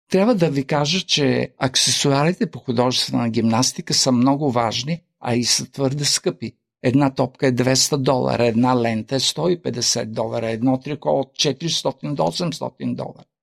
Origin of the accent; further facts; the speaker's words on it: Australia; Също като кажа, че съм от Австралия, че живея в Австралия, те казват Виена ли, Австрия това така ме изненади.